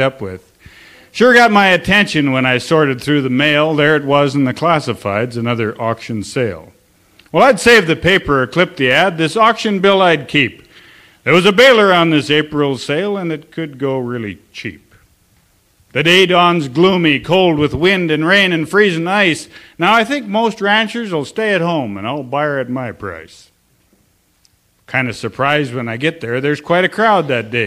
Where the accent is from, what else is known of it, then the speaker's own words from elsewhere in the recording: Sims, North Dakota, United States; also born or lived in Almont, North Dakota; Well, I am from Sims, North Dakota.